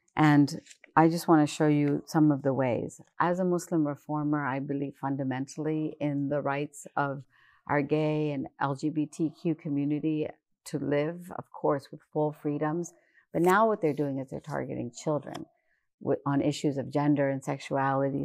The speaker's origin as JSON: {"language": "English", "region": "West Virginia", "country": "United States", "tie": "born or raised there", "said": "I grew up in West Virginia"}